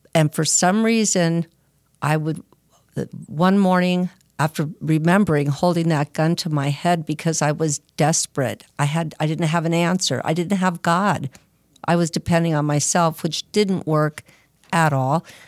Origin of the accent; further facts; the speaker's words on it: Arcadia, California, United States; I'm from, uh, Arcadia, California, Southern Cal.